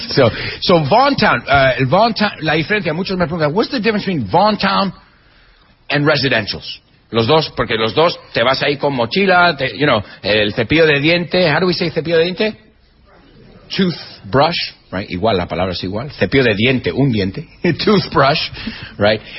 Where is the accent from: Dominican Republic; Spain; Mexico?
Spain; Eh, españoles, yo soy español, y no somos gente vergonzosa.